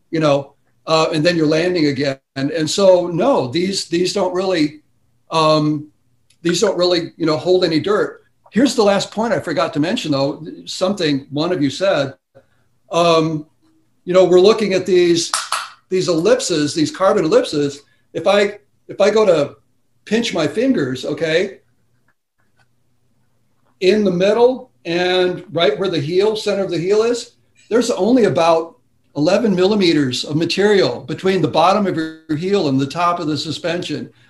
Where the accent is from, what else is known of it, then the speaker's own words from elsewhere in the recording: Wisconsin, United States; You know, I'm from Wisconsin, so they